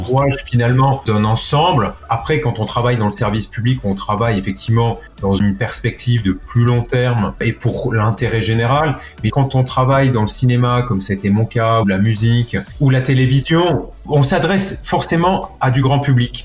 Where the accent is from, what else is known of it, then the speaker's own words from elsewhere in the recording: Villeneuve-sur-Lot, Nouvelle-Aquitaine, France; moved away; also born or lived in Monflanquin; je suis né à Villeneuve-sur-Lot et mes parents habitent un village qui s'appelle Montflanquin